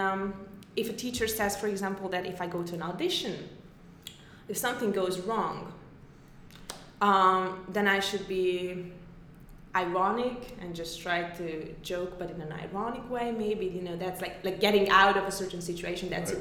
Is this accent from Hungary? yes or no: yes; Hungary; moved away as an adult; now in New York, United States; I'm from Hungary. Very small country.